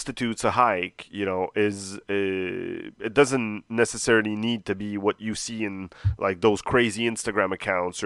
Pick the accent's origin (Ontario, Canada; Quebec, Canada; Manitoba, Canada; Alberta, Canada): Quebec, Canada; Montreal; I've lived here my whole life, born and raised